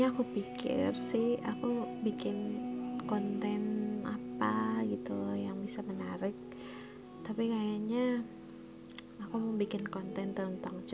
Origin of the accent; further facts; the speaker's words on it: Manado, North Sulawesi, Indonesia; Asal gue dari Manado, Sulawesi Utara